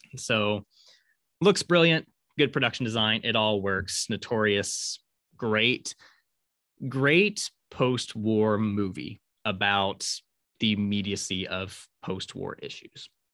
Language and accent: English; Syracuse, Kansas, United States; where I grew up in Syracuse, is that there used to be a big Harvey house there